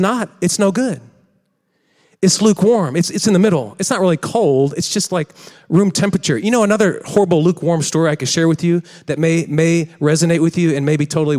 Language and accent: English; West County, Missouri, United States; I'm from West County. I just call it Illinois.